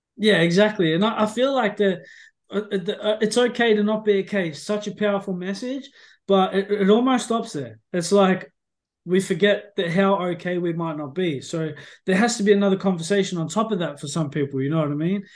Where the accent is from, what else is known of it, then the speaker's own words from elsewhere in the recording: Australia; now in North Yorkshire, United Kingdom; being an Aussie